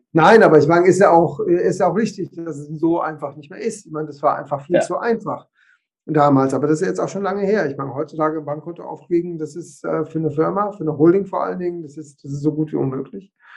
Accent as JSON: {"language": "German", "town": "Trier", "region": "Rhineland-Palatinate", "country": "Germany", "moved": "as an adult", "lives_now": "Luxembourg", "said": "ich bin ursprünglich aus Deutschland, aus Trier, aus der Renzregion hier bin seit 22 Jahren in Luxemburg"}